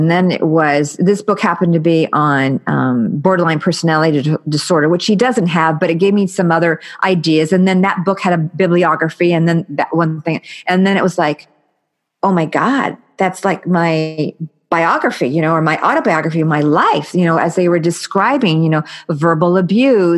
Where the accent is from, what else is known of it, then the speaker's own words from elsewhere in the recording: United States; I'm American